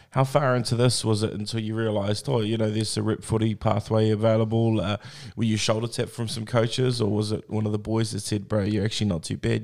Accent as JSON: {"language": "English", "town": "Tokoroa", "region": "Waikato", "country": "New Zealand", "tie": "born or raised there", "said": "I grew up in Tukwara, so it was the mill"}